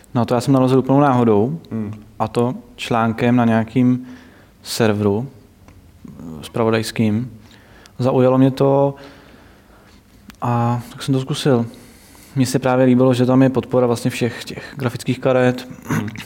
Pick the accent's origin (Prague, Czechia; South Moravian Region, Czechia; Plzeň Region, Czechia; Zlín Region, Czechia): Plzeň Region, Czechia; Plzeň; já jsem z Plzně